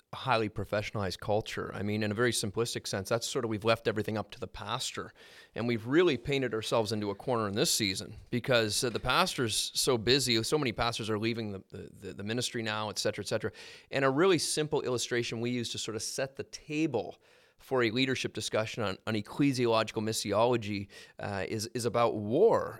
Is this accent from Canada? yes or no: yes; Halifax, Nova Scotia, Canada; I grew up in Halifax, so there's a port there.